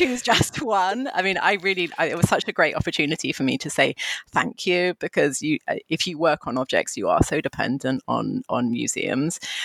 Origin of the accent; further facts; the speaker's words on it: London, United Kingdom; moved away as an adult; also born or lived in Xi'an, China; And so I had grown up in London. I'd come directly from London